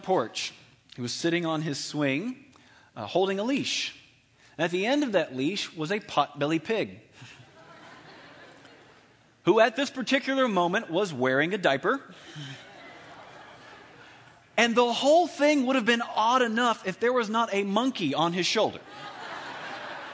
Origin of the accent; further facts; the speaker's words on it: Alabama, United States; I'm from Alabama